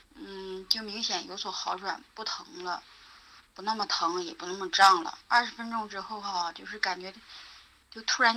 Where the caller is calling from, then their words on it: Anshan, Liaoning, China; 梧桐老师好，我是来自辽宁鞍山的听友。